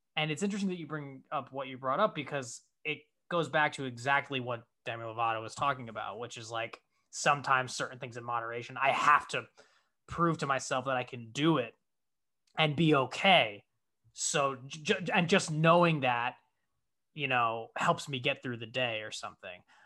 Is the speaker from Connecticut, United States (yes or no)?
yes; Connecticut, United States; moved away as an adult; now in Los Angeles, United States; the place where I grew up in Connecticut